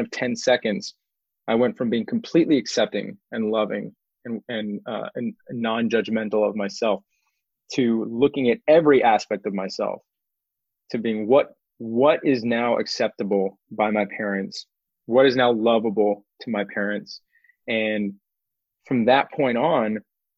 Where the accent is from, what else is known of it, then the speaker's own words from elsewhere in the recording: Houston, Texas, United States; now in Austin, United States; I'm a seventh generation Texan. I was born in Houston. It's actually seventh generation Houstonian